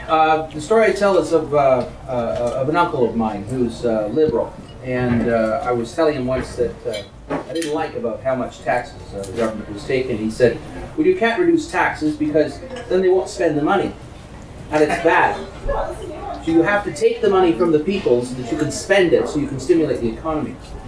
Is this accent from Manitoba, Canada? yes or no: no; Toronto, Ontario, Canada; I born and raised in Toronto.